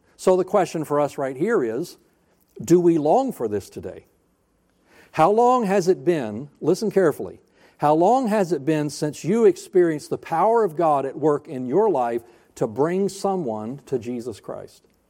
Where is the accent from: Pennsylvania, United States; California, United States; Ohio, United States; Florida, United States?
Florida, United States; also born or lived in North Alabama; I grew up, I was born in Alabama, North Alabama. I'm a hillbilly by birth. We moved to Florida when I was seven years old, and I became a redneck